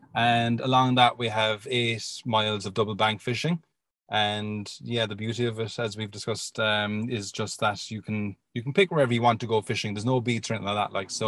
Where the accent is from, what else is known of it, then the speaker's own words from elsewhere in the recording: Inishannon, Munster, Ireland; So I'm from Inishannon, like that. Like, we just, like, our family home is just on the Kinsale side of Inishannon.